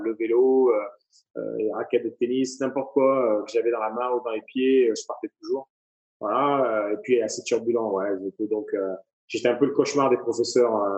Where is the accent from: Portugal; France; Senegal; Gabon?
France; Avignon, Provence-Alpes-Côte d'Azur; moved away as an adult; also born or lived in Courchevel / Saint-Tropez; now in Las Vegas, United States; originaire d'Avignon, dans le sud de la France. j'ai fait mes armes, mes études donc sur Avignon, j'ai grandi sur Avignon.